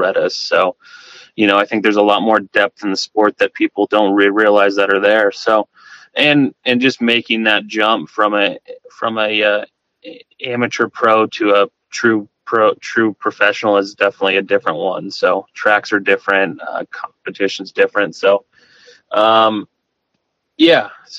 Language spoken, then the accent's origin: English; Madera, California, United States; I grew up in Madera, California.